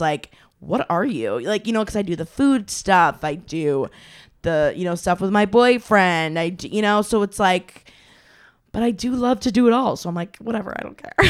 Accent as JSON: {"language": "English", "region": "Maine", "country": "United States", "moved": "yes", "said": "I am from Maine originally."}